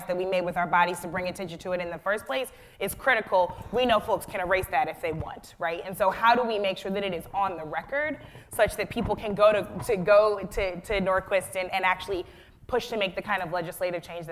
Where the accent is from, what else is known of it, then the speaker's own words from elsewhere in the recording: Florissant, Missouri, United States; I grew up in Florissant, Missouri, which is very close to Ferguson.